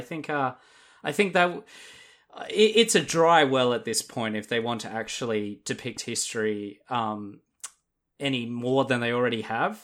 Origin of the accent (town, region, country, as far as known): Australia